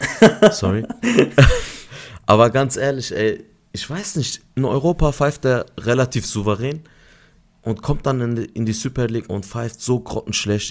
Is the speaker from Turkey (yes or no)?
yes; Adana, Turkey; now in Germany; vier Tage in Adana, meine Heimatstadt